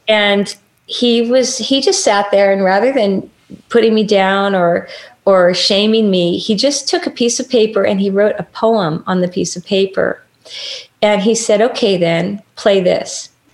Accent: Los Angeles, California, United States; also born or lived in Bakersfield, California / Orange County, California / Michigan; I was born in Hollywood

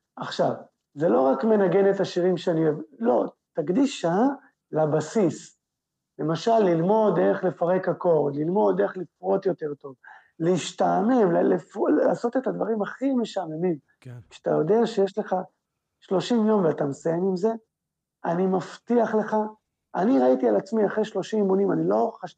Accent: Israel; אנחנו כישראלים

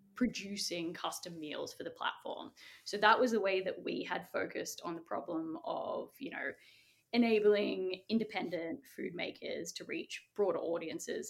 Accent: Sydney, New South Wales, Australia; I was born in Castle Hill, which is in the northwest of Sydney

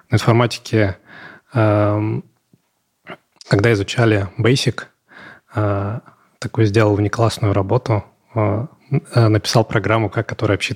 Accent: Ivanovo, Ivanovo Oblast, Russia; Но, в принципе, э, да, девушек у нас много.

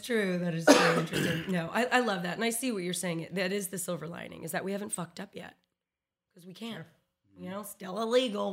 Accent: Texas, United States; as a Texan

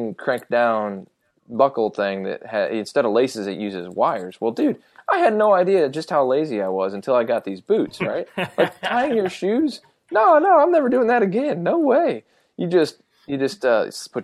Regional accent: Ohio, United States; moved away; when I growing up in Ohio, I had insulated boots

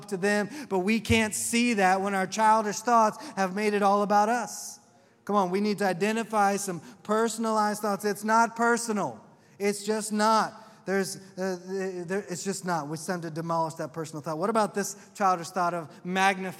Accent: Oklahoma, United States; accent: southern; I'm from Oklahoma

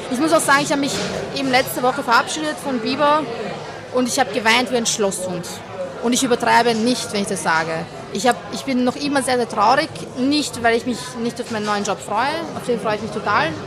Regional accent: Baden, Lower Austria, Austria; Also schaut, ich muss auch sagen, ich komme ja eigentlich aus Niederösterreich aus dem schönsten

